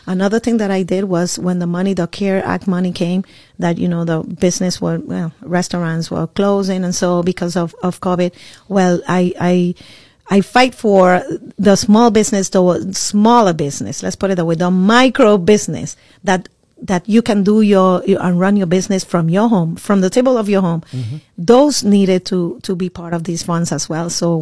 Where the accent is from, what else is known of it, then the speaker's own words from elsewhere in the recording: Puerto Rico; moved away as an adult; now in Orlando, United States; I am from Puerto Rico. I was born and raised in Puerto Rico.